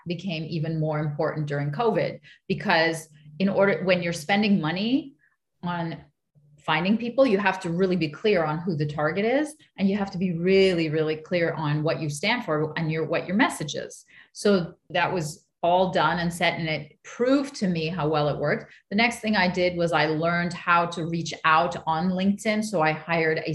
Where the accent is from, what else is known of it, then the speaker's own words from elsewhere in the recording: Montreal, Quebec, Canada; I'm the child of immigrants, but I was born in Montreal. So I was born here